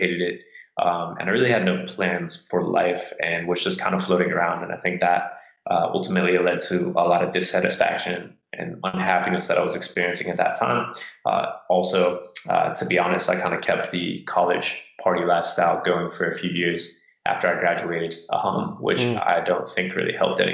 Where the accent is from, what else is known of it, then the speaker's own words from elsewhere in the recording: Carbondale, Colorado, United States; moved away as an adult; I grew up in Carbondale, Colorado, which is a small town near Aspen, actually, and lived there till I was 18